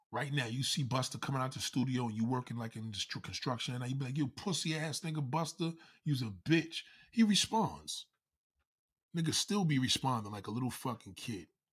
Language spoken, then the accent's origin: English; New York City, New York, United States; raised out here in Staten Island